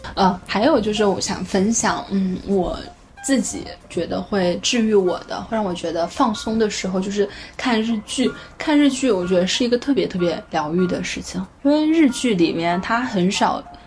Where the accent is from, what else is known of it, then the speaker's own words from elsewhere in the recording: northern China, China; moved away; 作为一个北方人，我就是非常喜欢吃面